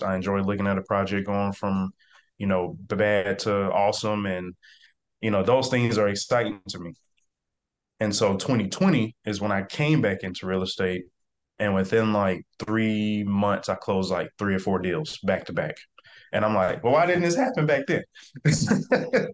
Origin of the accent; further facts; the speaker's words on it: South Mississippi, United States; I am from South Mississippi, small town. Uh, the neighborhood is called Catahoula, so nobody knows what that is. So, I typically just tell everybody I'm from Biloxi, Gulfport, Mississippi area.